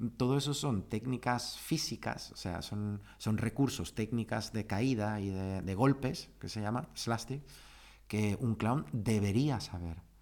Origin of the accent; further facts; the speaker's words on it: Germany; moved away; also born or lived in Ceuta, Spain / Seville, Spain; yo había nacido y me había criado en Alemania